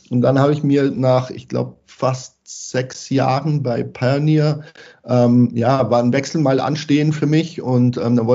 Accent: Bavaria, Germany; ansonsten bin ich Bayer durch und durch. Das hört man vielleicht hm. ab und zu in der Sprachfärbung.

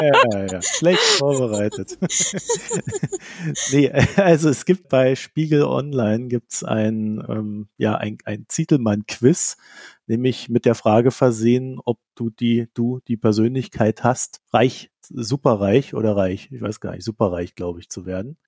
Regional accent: East Germany, Germany; ich komme ja aus dem Arbeiter- und Bauernstaat, äh, sprich der DDR

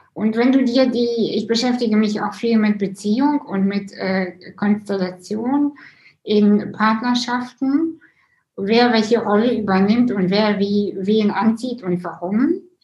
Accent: Russia; moved away; ich bin ja selber auch äh, Russin

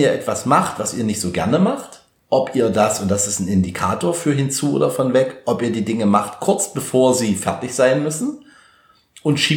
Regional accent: Germany; ich sage mal, bei uns in Deutschland, in unserem Kulturkreis, sind halt viele von weg motiviert

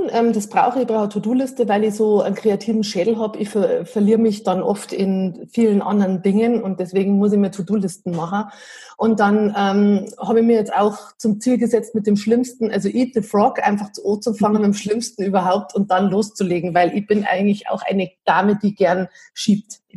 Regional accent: Piding, Bavaria, Germany; also born or lived in Munich; Also wir wohnen am Berchtesgadener Land und ich habe ganz lange in München gelebt, 14 Jahre und bin ähm, aus Heimweh wieder heimgezogen, weil es daheim einfach total schön ist

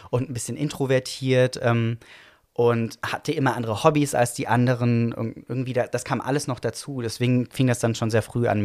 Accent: Baden-Württemberg, Germany; Genau, ich bin geboren im Schwarzwald. Tatsächlich auch von ähm, dem Haus, in dem ich aufgewachsen bin, konnte ich, glaube ich, fünf Minuten zu Fuß gehen.

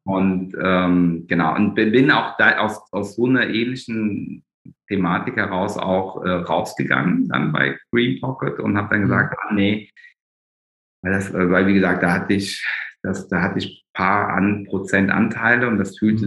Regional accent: Germany; bin ich eigentlich ein ganz klassisches Migrantenkind hier in, mhm. in Deutschland der zweiten Generation

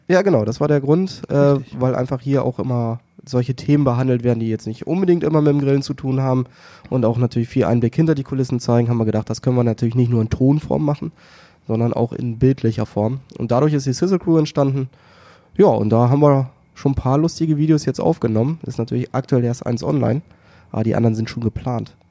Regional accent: the North, Northern Germany, Germany; bei uns im Norden

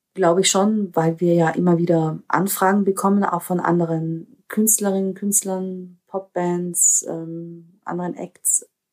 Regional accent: Austria; ich bin eine Österreicherin mit, mit diesen slawischen Wurzeln

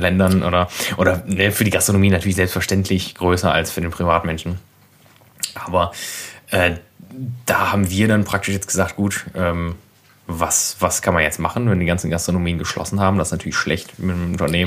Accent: Berlin, Germany; ich komme aus Berlin eigentlich

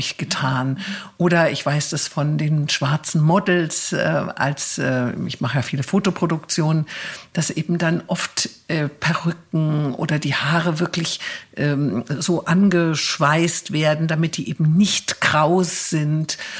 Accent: Germany; bei uns in Deutschland

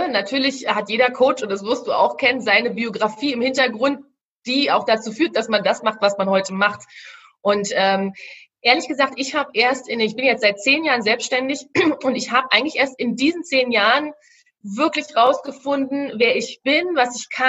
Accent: Berlin, Germany; ich sag's, ich komme ja aus Berlin, ja, ich sag's mal so, wie ich es hier sage, ich war eigentlich immer ein ziemlicher Schisser.

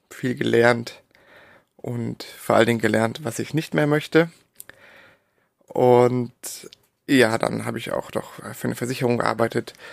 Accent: Darmstadt, Hesse, Germany; also born or lived in Berlin; also ich bin geboren, bin ich in Berlin und aufgewachsen im Darmstadt in der Nähe von Frankfurt.

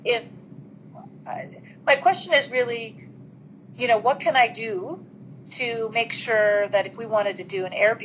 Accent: United States; moved away as an adult; now in Tokyo, Japan; I'm from the States, and we've been here for about 3 or 4 years.

